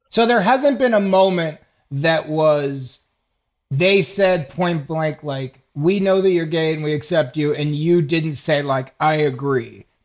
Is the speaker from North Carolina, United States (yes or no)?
no; Atlanta, Georgia, United States; 34, and where are you from? Uh, Atlanta.